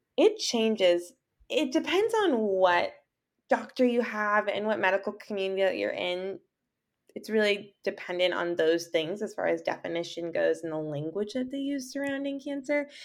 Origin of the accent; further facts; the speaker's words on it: Southern California, United States; I'm from Southern California, and I am a writer